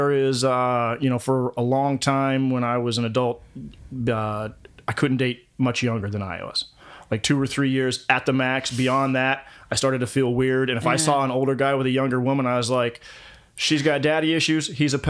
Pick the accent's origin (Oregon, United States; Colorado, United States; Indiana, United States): Colorado, United States; I picked up an accent because I'm from Colorado originally. I grew up in Colorado.